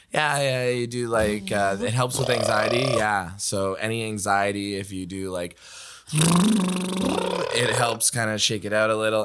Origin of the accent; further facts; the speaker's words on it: Waverley, Nova Scotia, Canada; I grew up in Waverly